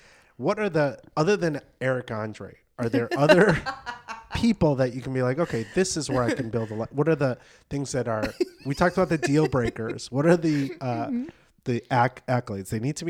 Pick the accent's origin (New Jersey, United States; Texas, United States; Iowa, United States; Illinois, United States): Illinois, United States; Chicago; I'm from Chicago